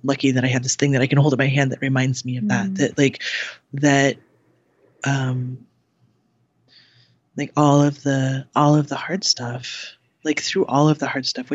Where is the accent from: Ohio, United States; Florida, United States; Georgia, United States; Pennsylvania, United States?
Ohio, United States; Cleveland; I grew up in the Midwest